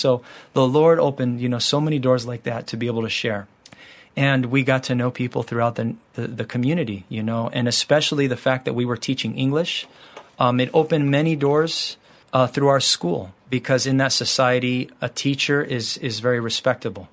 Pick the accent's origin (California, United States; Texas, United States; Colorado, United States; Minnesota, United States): California, United States; moved away as an adult; also born or lived in Morocco; we're from the United States, from California.